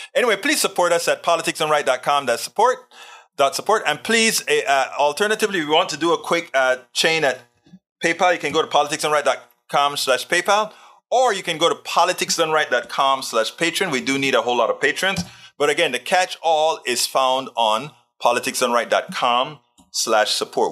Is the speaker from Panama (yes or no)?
yes; Panama; I'm from Panama, I'm black, and I'm Caribbean, I'm Latino.